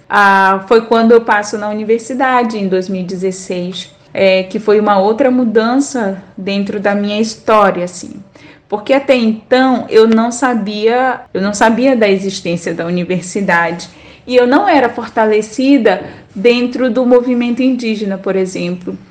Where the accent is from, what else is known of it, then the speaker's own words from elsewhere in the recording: Solimões River, Amazonas, Brazil; now in Manaus, Brazil; que é o Rio Solimões, de onde eu venho